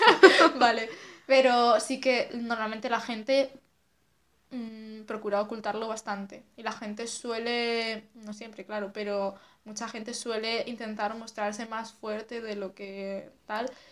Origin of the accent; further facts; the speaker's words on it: Asturias, Spain; moved away as an adult; now in Madrid, Spain; soy de Asturias y vivo en Madrid desde hace, pues no sé si tres años ya